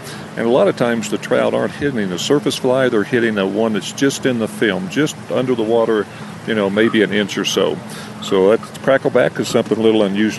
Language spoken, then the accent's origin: English; Missouri, United States; now in Colorado, United States; I grew up in Missouri.